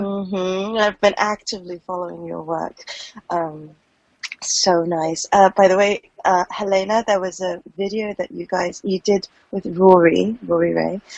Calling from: Hong Kong; I'm calling from Hong Kong

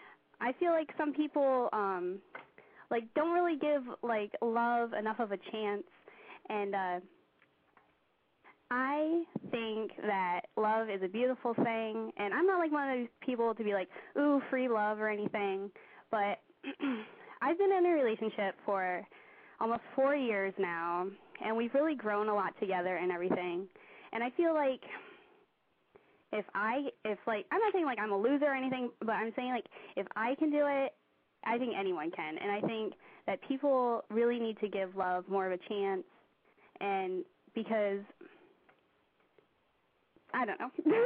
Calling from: Pennsylvania, United States

